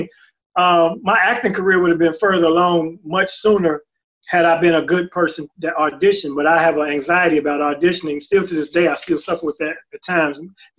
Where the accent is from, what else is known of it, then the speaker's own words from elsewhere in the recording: Chicago, Illinois, United States; I come from the streets, and I sold these things, and I got a bullet in my leg, and, you know, I'm from Chicago